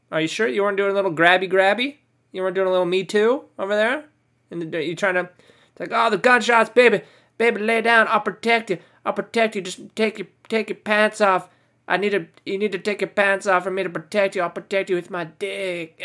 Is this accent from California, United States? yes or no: yes; California, United States; I'm from California. You know, that's my hometown